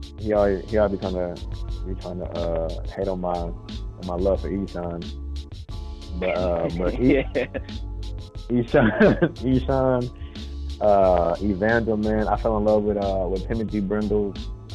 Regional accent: Texas, United States; moved away as an adult; also born or lived in Germany / Columbus, Georgia; now in Georgia, United States; I was stationed in Georgia before I got out of the Air Force. And so I got a job over here. But originally I'm from Texas, man. Not born, but raised. I'm born in Germany. My dad was Army.

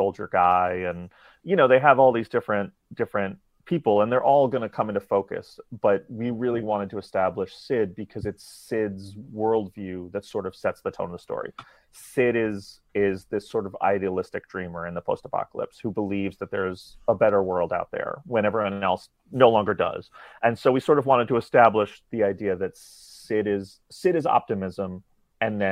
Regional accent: New York City, New York, United States; growing up in New York City.

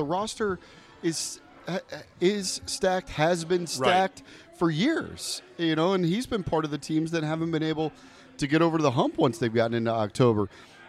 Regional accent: Wheaton, Maryland, United States; despite I grew up in Wheaton

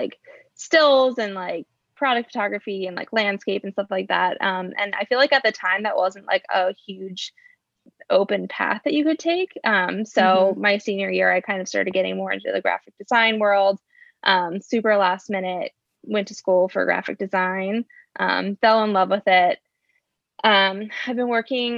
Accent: Mechanicsburg, Pennsylvania, United States; moved away as an adult; now in Lancaster, United States; I'm actually originally from a small town called Mechanicsburg, Pennsylvania, which is about an hour outside of Lancaster

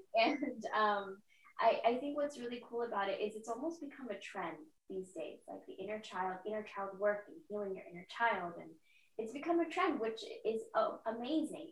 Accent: San Diego, California, United States; moved away as an adult; now in Austin, United States; moved to Austin, Texas about a month ago, and I'm from San Diego

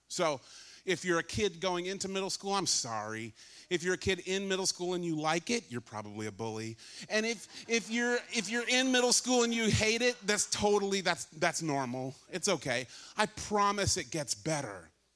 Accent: California, United States; I grew up in California

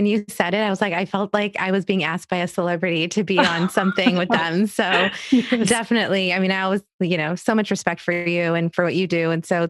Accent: Egypt; It didn't matter if I was growing up in Egypt, if I was visiting cousins in India or in Queens, New York.

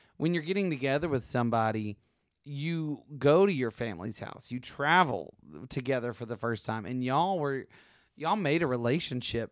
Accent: the South, United States; I'm from the South

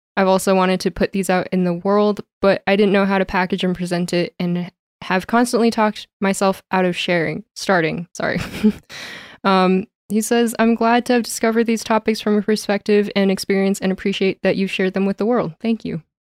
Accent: Calgary, Alberta, Canada; also born or lived in Toronto; I love being back home in Calgary

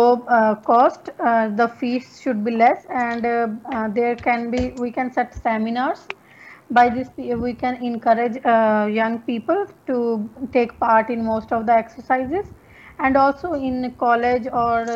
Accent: Punjab, India; English is a second language; now in Darwin, Australia; I basically belong to India, Punjab, and currently I'm living in Darwin, Australia

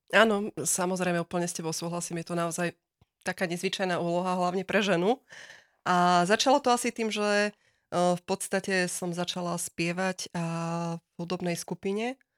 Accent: Žilina, Žilina Region, Slovakia; aj sama som vlastne priamo zo Žiliny

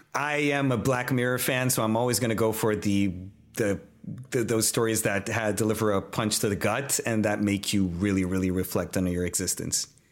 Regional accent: Brazil; I'm Brazilian. I come from Latin America

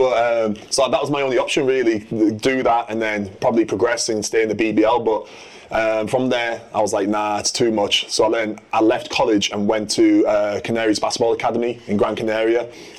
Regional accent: Middlesbrough, North East England, United Kingdom; I'm from Middlesbrough. I'm 7 foot tall.

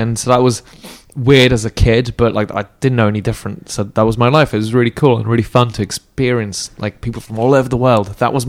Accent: France; born there; I was born in France. My mom's French. My dad's English, and he's a jockey. And so we traveled around.

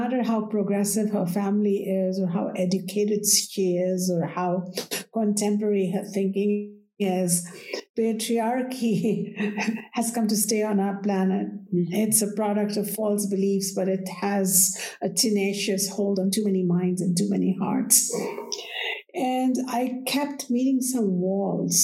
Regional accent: India; I was born in India, and we revere the goddess.

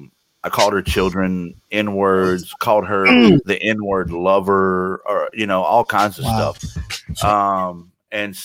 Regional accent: the South, United States; I grew up in the South.

